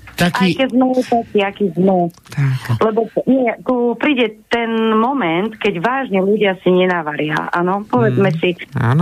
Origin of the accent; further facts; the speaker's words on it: Handlová, Trenčín Region, Slovakia; ja som zo stredného Slovenska, ja vlastne som z Handlovej